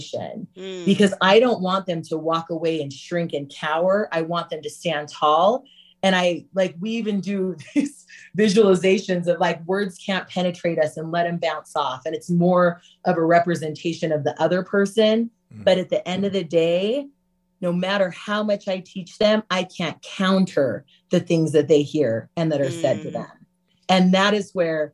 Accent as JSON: {"language": "English", "region": "Utah", "country": "United States", "tie": "born or raised there", "said": "growing up in Utah"}